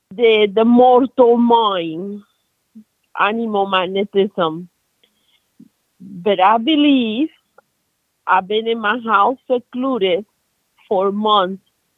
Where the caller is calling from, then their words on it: North Carolina, United States; I'm calling from North Carolina.